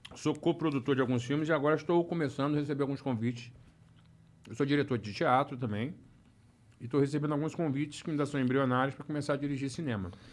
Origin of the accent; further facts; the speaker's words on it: Rio de Janeiro, Brazil; moved away as an adult; now in Orlando, United States; sou carioca do Rio de Janeiro